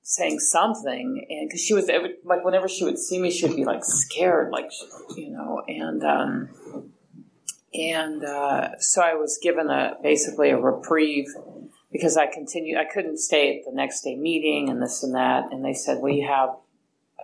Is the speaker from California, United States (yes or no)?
yes; Hayward, California, United States; I was raised in Hayward